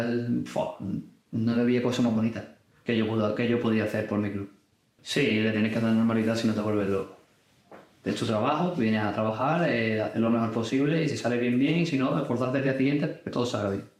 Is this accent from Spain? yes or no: yes; Cádiz, Andalusia, Spain; soy de Cádiz. Y lo he vivido desde pequeño